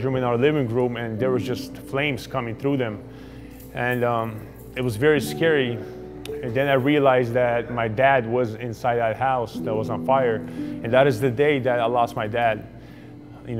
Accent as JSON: {"language": "English", "region": "Southern California", "country": "United States", "tie": "born or raised there", "also_born_or_lived": "Ukraine", "said": "I grew up in Southern California"}